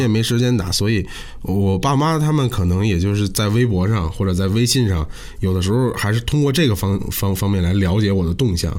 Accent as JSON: {"language": "Chinese", "region": "Beijing", "country": "China", "tie": "born or raised there", "said": "北京地铁四号线的终点站也是我出生的地方"}